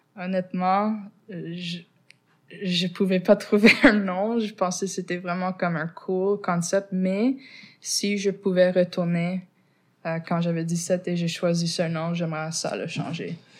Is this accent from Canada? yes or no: yes; Montreal, Quebec, Canada; first language English; French is a second language; Je suis née ici à Montréal, mais je viens du West Island et c'est pour ça que je suis anglophone